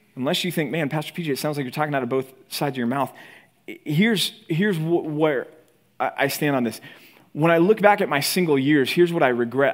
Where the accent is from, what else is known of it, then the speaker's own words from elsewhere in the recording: Texas, United States; moved away as an adult; also born or lived in Philadelphia; now in California, United States; growing up in Texas